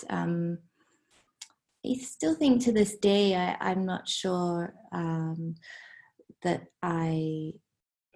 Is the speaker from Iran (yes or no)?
no; Hong Kong; I grew up in Hong Kong.